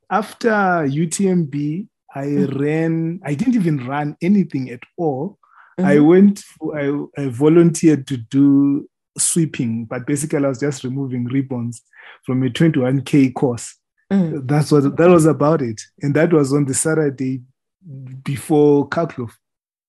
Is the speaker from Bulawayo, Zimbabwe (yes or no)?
yes; Bulawayo, Zimbabwe; moved away as an adult; also born or lived in Harare, Zimbabwe; now in Namibia; I was born in Zimbabwe. So I grew up in a town called Bulawayo